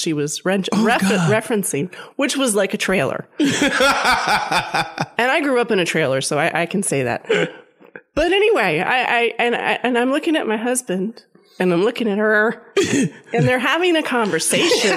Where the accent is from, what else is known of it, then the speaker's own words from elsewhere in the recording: Maryland, United States; there's another little town near where I grew up in Maryland